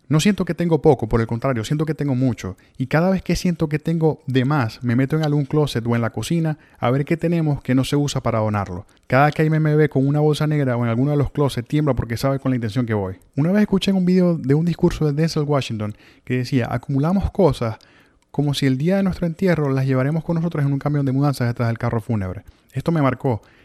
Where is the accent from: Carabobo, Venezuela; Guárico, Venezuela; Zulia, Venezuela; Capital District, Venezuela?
Zulia, Venezuela; Maracaibo; moved away as an adult; also born or lived in Ciudad Victoria, Mexico / Miami, United States; now in Tallahassee, United States; en Venezuela viví en el mismo apartamento desde mi nacimiento hasta que salí de Maracaibo